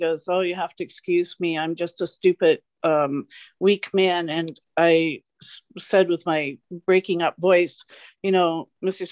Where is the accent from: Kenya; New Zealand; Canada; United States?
Canada; accent: Canadian; also born or lived in Victoria County; I'm a Canadian. As soon as I talk, they hear my accent.